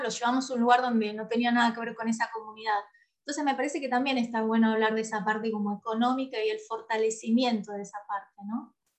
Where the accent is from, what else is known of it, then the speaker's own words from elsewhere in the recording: San Pedro, Buenos Aires Province, Argentina; yo soy de San Pedro, nací en San Pedro